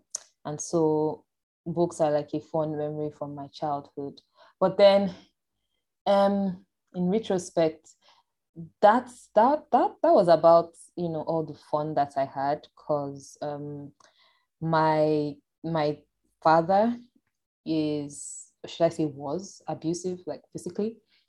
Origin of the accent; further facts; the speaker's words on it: Nigeria; And my dad used to work with the university here in the southern part of Nigeria. So I was born on campus